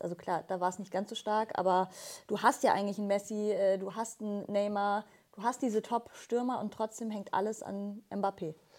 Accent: Bavaria, Germany; mich als Bayerin

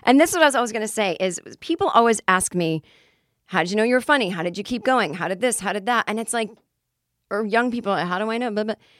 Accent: Boston, Massachusetts, United States; I am in my hometown

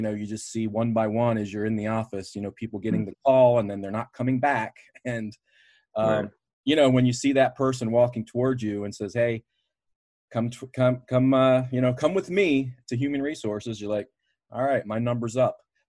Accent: Baltimore, Maryland, United States; I'm from Baltimore anyway, and Ring of Honor was, you know, their home offices are right in my backyard.

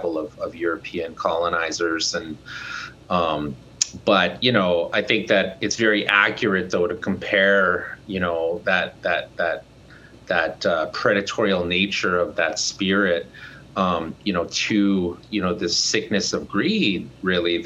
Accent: Canada; I come from Canada. I'm an Indigenous man from the Cree Nation.

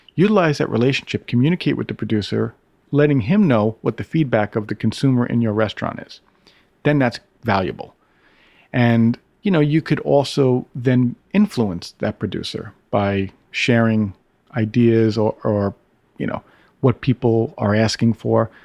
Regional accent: Brooklyn, New York, United States; I grew up in Brooklyn.

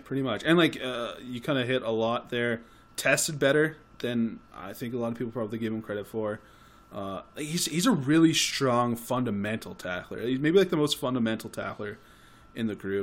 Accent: Canada; we're Canadian.

